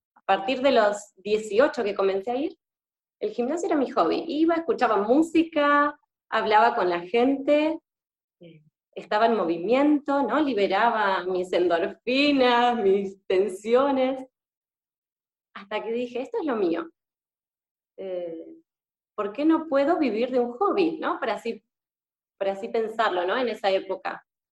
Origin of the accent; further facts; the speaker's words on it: Argentina; moved away as an adult; now in Spain; soy argentina y actualmente estoy viviendo en España. Ya hace un año y medio